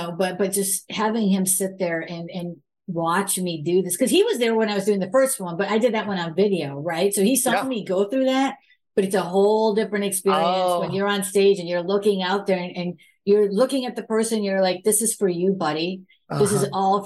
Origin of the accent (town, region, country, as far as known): United States; born or raised there